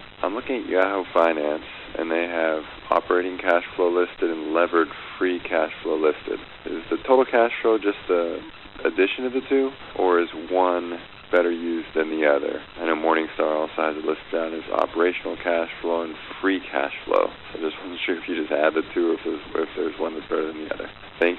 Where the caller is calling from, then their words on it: Walnut Creek, California, United States; I'm calling from Walnut Creek.